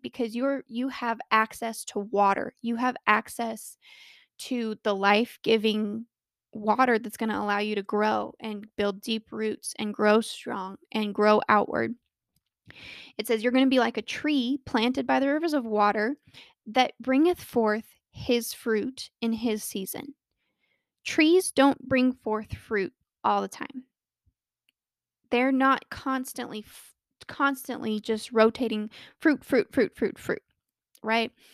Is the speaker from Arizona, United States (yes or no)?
no; Colorado, United States; born or raised there